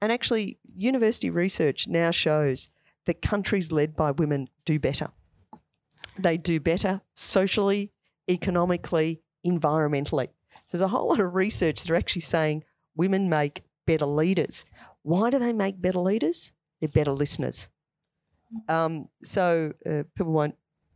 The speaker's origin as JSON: {"language": "English", "town": "Ashwood", "region": "Victoria", "country": "Australia", "tie": "born or raised there", "said": "I grew up in Ashwood."}